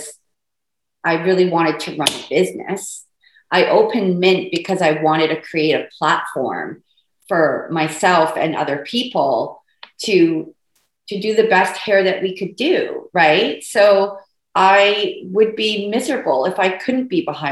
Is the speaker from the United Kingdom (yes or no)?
yes; United Kingdom; also born or lived in England; now in Port Moody, Canada; I'm British